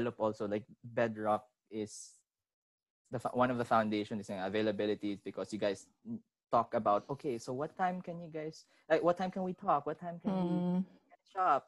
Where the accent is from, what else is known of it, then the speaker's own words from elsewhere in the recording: Manila, Metro Manila, Philippines; I was born and raised in Manila.